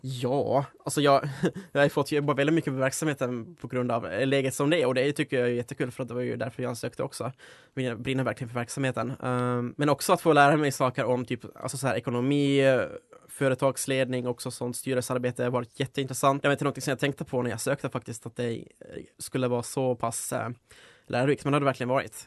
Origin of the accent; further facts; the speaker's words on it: Finland; moved away as an adult; now in Uppsala, Sweden; jag Kommer ursprungligen från Finland då, så jag flyttade hit för fem år sedan nu